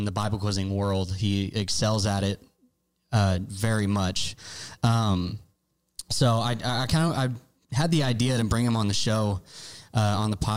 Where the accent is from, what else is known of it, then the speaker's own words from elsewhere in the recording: Bloomington, Illinois, United States; We grew up in Bloomington, Illinois together